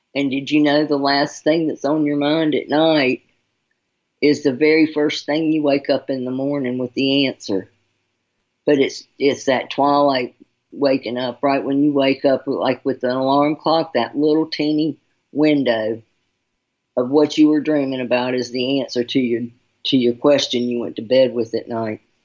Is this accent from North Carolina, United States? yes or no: yes; Charlotte, North Carolina, United States; I'm from North Carolina, Charlotte